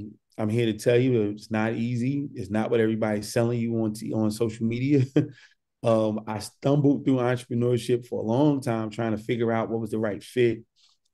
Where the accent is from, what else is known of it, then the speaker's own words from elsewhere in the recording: Newark, New Jersey, United States; I'm born and raised in Newark, New Jersey